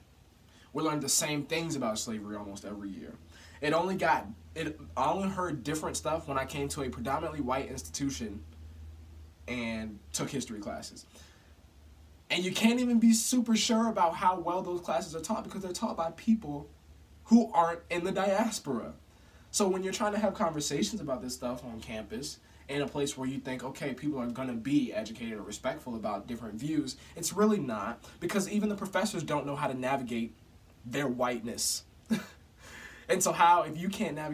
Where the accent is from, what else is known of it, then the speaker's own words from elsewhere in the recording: Chesterfield, Virginia, United States; I grew up in Chesterfield, Virginia